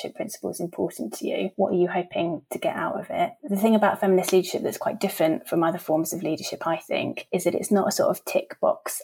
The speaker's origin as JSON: {"language": "English", "area": "just outside Brighton, Sussex", "region": "South East England", "country": "United Kingdom", "tie": "born or raised there", "said": "I grew up just outside Brighton and I left Sussex when I was 18 to go to university, but came back about 5 years ago"}